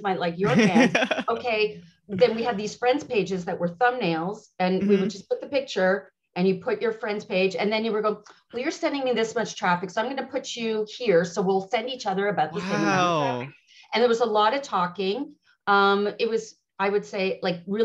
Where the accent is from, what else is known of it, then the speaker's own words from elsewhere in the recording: Montreal, Quebec, Canada; moved away as an adult; now in Ottawa, Canada; I'm originally from Montreal and I'm born and raised. And then I moved to Ottawa 6 years ago